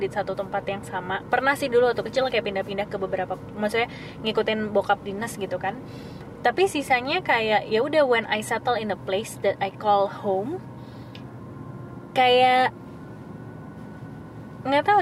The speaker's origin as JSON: {"language": "Indonesian", "region": "Java", "country": "Indonesia", "said": "sorry gue anak Jawa jadi gue turun temurun"}